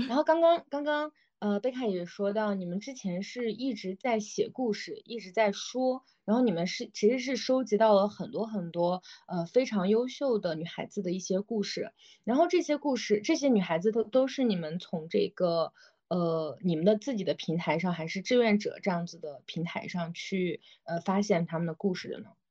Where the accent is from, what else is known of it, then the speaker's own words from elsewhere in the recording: Xinjiang, China; moved away; 我来自新疆嘛，我也是一个比较偏远的